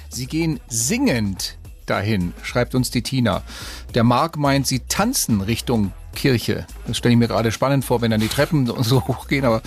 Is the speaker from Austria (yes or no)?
no; Spain; born there; In meiner Heimat, wo ich ja geboren bin, äh, in Spanien, da gibt es